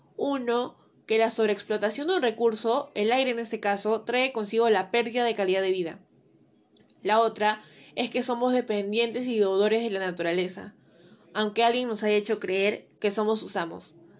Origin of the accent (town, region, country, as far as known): Peru